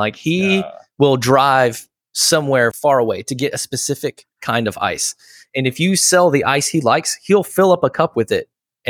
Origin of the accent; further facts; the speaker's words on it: Houston, Texas, United States; I grew up in Houston